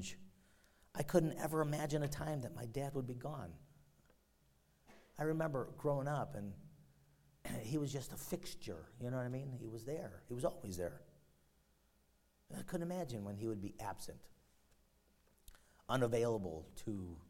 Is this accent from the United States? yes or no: yes; Chicago, Illinois, United States; The one I grew up in and in Chicago